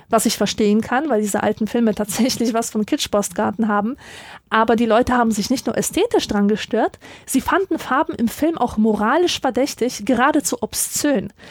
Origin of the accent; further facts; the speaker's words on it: Silesian Voivodeship, Poland; born there; Ich bin in Oberschlesien geboren, einer ehemaligen Hochburg der Kohleindustrie, und ich kenne den Anblick zu gut, dass Wohnhäuser von Ruß geschwärzt sind